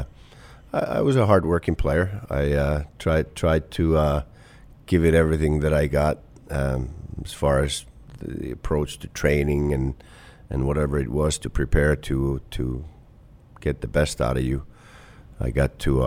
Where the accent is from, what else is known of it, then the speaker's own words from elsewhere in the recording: Kuopio, North Savo, Finland; moved away as an adult; also born or lived in Tampere, Finland / Clarkson, United States; now in Columbus, United States; Kuopio, my hometown